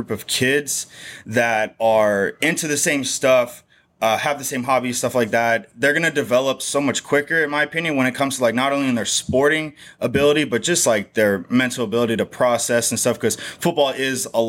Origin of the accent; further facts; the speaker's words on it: Novato, California, United States; moved away as an adult; also born or lived in San Francisco; now in Arizona, United States; So I grew up in California, Northern California. I was born in San Francisco. I grew up small town north of San Francisco called Novato.